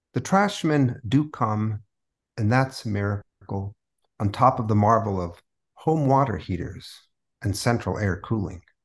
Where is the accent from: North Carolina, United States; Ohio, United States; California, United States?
California, United States; San Diego; first language Spanish; English is a second language; moved away as an adult; also born or lived in San Francisco; now in New Orleans, United States; I was born in San Diego. I grew up there.